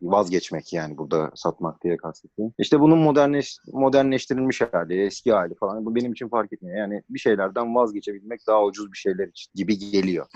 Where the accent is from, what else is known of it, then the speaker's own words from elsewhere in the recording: Istanbul, Turkey; also born or lived in United States / Canada; Ama ben Üsküdar'da doğdum. Burada büyüdüm.